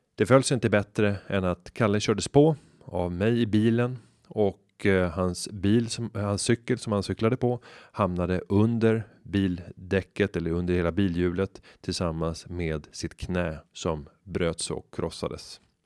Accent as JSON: {"language": "Swedish", "town": "Upplands Väsby", "region": "Stockholm County", "country": "Sweden", "tie": "born or raised there", "said": "den gata fylld av små villor i Upplands Väsby där jag växte upp"}